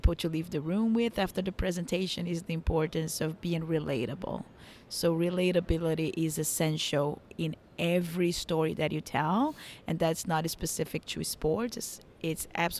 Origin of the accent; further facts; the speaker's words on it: São Paulo, Brazil; now in New York, United States; I'm from Brazil originally, but yes, I'm based in New York.